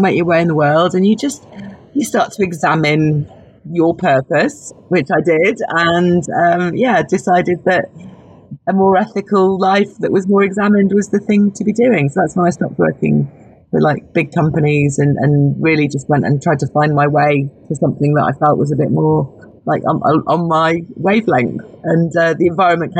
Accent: Gloucestershire, South West England, United Kingdom; moved away as an adult; also born or lived in Oxford; now in London, United Kingdom; I'm from Gloucestershire originally

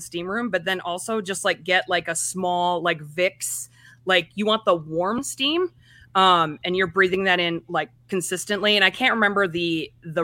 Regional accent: Minnesota, United States; we're from Minnesota, like in the Midwest.

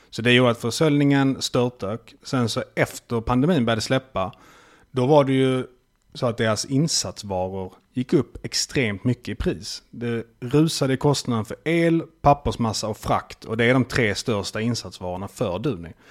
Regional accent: Malmö, Skåne, Sweden; jag är ju från Malmö så det var lätt att märka. jag är ju halvdansk.

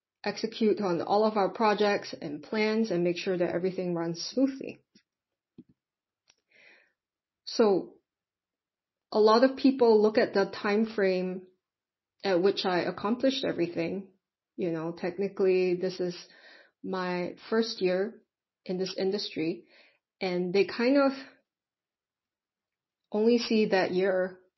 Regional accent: Singapore; I am from Singapore.

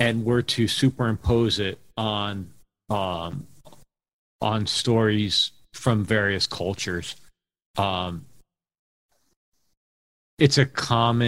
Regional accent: outside of New Haven, Connecticut, United States; now in Seattle area, United States; I grew up right outside of New Haven

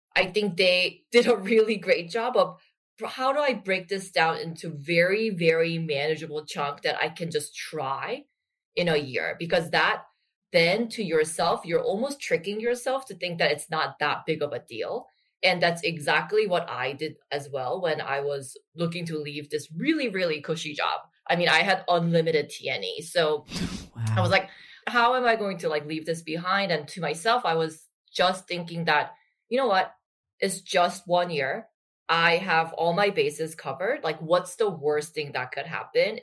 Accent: Busan, South Korea; I actually grew up in Busan

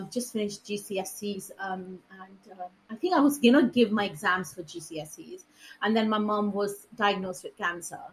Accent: West Bengal, India; moved away; I grew up in West Bengal

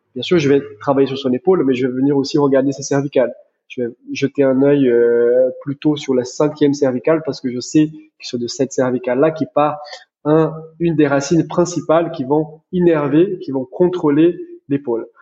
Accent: Brazil; French is a second language; moved away as an adult; also born or lived in United States; now in France; je suis brésilien d'origine. Je suis né au Brésil. J'ai grandi là-bas

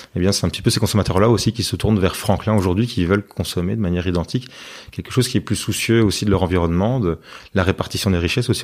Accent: Binche, Wallonia, Belgium; on est euh, de Binge

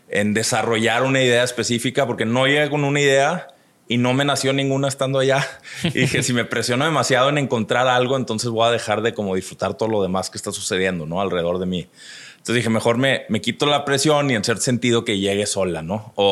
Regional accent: Monterrey, Nuevo León, Mexico; also born or lived in Chicago / United States; soy de Monterrey, nací en el 82. Este, entonces ya tengo 39 años, este es el año donde cumplo 40. Uy. Este, eh, pero crecí aquí, aunque sí tuve mis etapas donde estuve fuera por ratitos, ¿no? trabajé fuera un ratito en Chicago

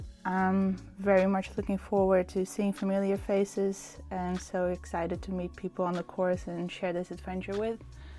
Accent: Rotterdam, South Holland, Netherlands; I'm from Rotterdam, the Netherlands.

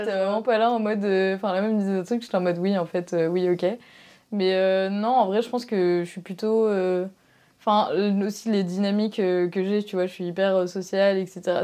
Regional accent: Marseille, Provence-Alpes-Côte d'Azur, France; je suis de Marseille

